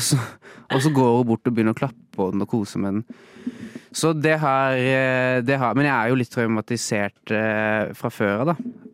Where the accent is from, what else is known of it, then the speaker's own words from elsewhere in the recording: Norway; jeg vokste opp i Norge